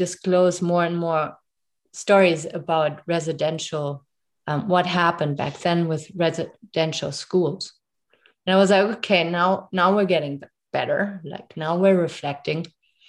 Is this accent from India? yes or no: no; Germany; English is a second language; moved away as an adult; now in Canada; I moved here 7 years ago, and growing up in Germany